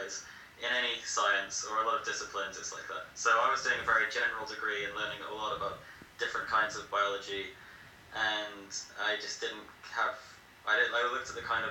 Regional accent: England, United Kingdom; moved away as an adult; also born or lived in Leeds; now in Peru; I'm from England, and I've been living in Peru for the last 14 months

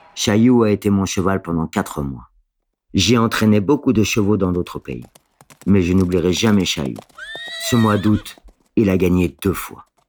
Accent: Porto-Vecchio, Corsica, France; moved away as an adult; now in Folelli, France; Je suis de Porto Vecchio, au sud de la Corse

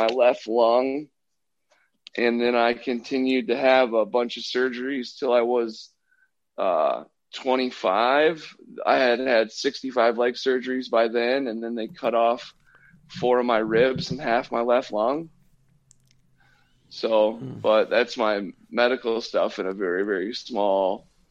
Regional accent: Minnesota, United States; I'm from Minnesota

